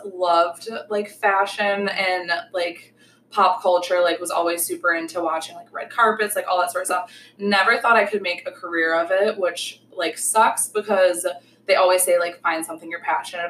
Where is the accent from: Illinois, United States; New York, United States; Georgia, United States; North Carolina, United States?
New York, United States; Buffalo; So I'm from Buffalo, New York.